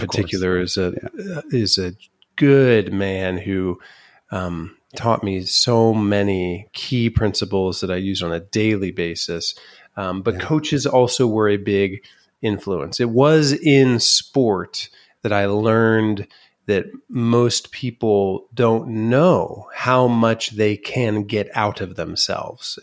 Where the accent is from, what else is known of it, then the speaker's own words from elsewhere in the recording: Van Wert, Ohio, United States; my dad was in the insurance business